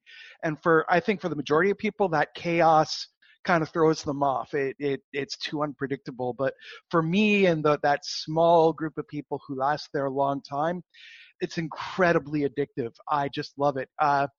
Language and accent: English; Ontario, Canada; moved away as an adult; also born or lived in China; I grew up in a village of 900 people in Ontario.